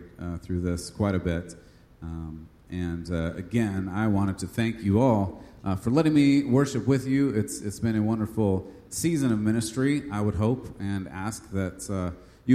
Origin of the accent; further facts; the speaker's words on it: California, United States; moved away; I am from California